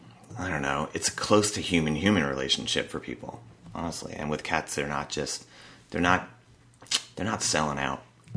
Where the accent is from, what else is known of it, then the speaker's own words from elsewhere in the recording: New Milford, New Jersey, United States; moved away as an adult; now in California, United States; New Milford, New Jersey. Okay, that's right. Yeah. So I lived there all those 25 years. Had never lived in California before.